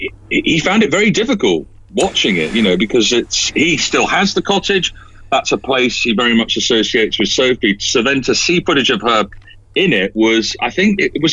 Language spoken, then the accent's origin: English; London, United Kingdom; also born or lived in Scotland; I mean, I'm from London via Scotland, and I wasn't aware of the story until obviously the podcast